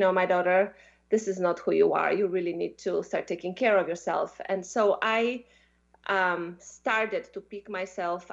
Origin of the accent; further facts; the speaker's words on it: Poland; moved away as an adult; also born or lived in Belgium; So I come from Poland. I'm half Russian, and I grew up in Poland, you know, through my childhood.